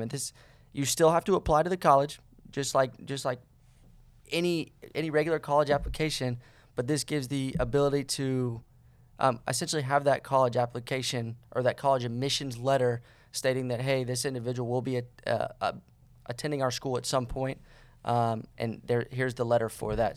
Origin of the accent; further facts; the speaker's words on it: Cocoa Beach, Florida, United States; moved away; I am from, uh, Cocoa Beach, Florida